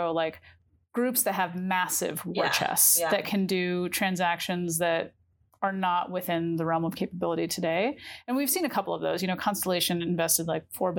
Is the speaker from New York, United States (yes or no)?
yes; New York, United States; as a New Yorker